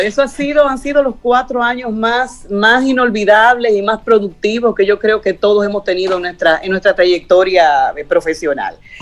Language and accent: Spanish; Santiago de los Caballeros, Santiago, Dominican Republic; así muy pequeñito, unas navidades en Santiago. Nosotros vivíamos en una casita que queda frente a las Tres Cruces